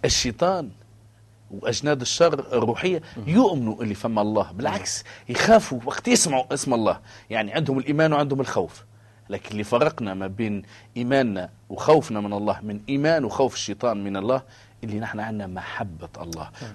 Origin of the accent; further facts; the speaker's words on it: Tunisia; أنا تونسي